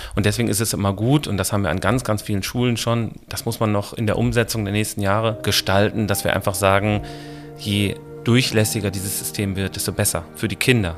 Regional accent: Essen, North Rhine-Westphalia, Germany; ich bin aufgewachsen im Bereich Essen, Stehle, Horst, Eiberg, die Ecke Hörsterfeld.

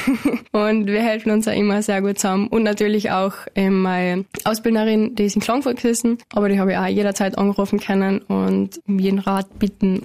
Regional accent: Flattach, Carinthia, Austria; in der Fragand oben, also mein Heimatort

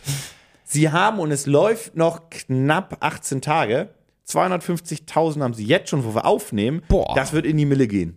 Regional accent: Germany; hätte ich als Deutscher

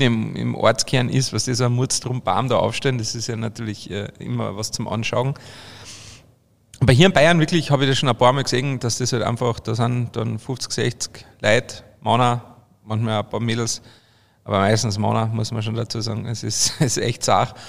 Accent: Obervellach, Carinthia, Austria; now in Bavaria, Germany; bei uns in Österreich, in Kärnten

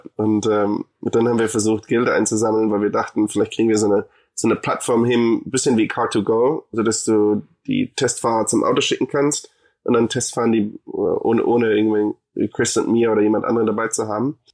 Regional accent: Munich, Bavaria, Germany; moved away as an adult; also born or lived in Hamburg / Argentina; now in United States; ich bin in München geboren

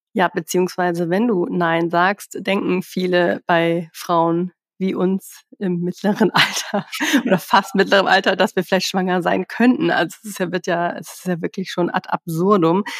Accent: Hamburg, Germany; ich komme zwar aus Hamburg

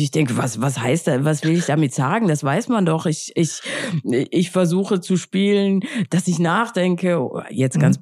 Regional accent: Austria; now in Berlin, Germany; ich bin ja aus Österreich

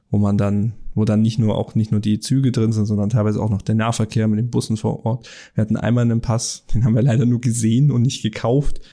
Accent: Germany; bei uns in Deutschland

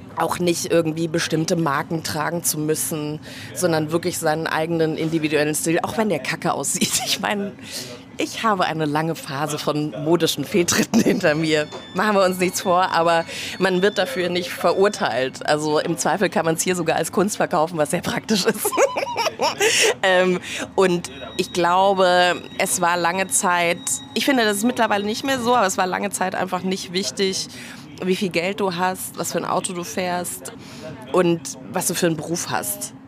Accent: Munich, Bavaria, Germany; now in Berlin, Germany; Ich komme ja ursprünglich aus München

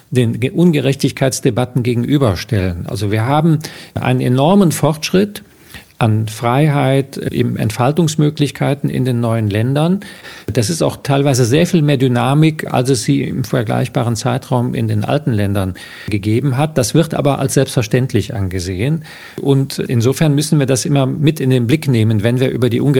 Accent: Eifel, Germany; Kennt man also die Eifel, wo ich herkomme? Äh, wo es eben auch nicht besonders reich und reichhaltig ist.

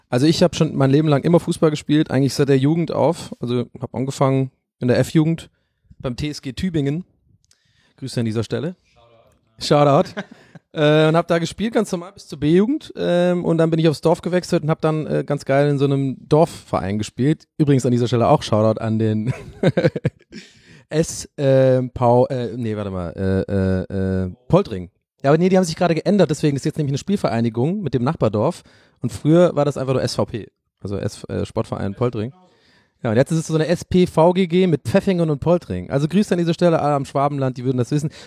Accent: Ireland; weil ich bin in Irland geboren und da aufgewachsen und ähm, ich bin mit Liverpool und Manchester United aufgewachsen.

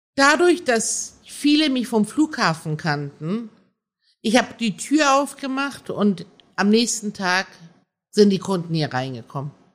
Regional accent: Germany; also born or lived in Iran; Wir hatten zu Hause die iranische Welt und in der Schule waren wir Deutsche

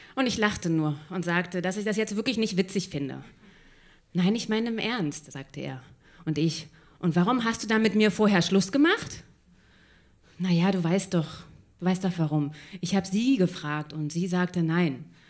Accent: Berlin, Germany; ich bin halt in Kreuzberg aufgewachsen, hier genau um der Ecke

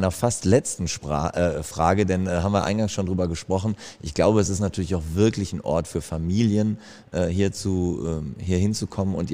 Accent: North Rhine-Westphalia, Germany; ich komme aus dem Münsteraner Raum

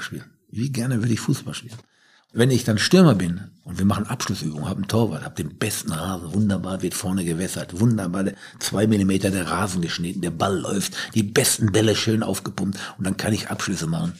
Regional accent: Ruhr area, North Rhine-Westphalia, Germany; wir kommen ja beide aus dem Ruhrgebiet

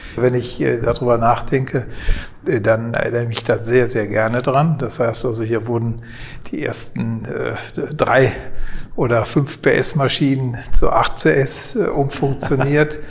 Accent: Kleve, North Rhine-Westphalia, Germany; ich bin hier aufgewachsen, auf Zedem aufgewachsen

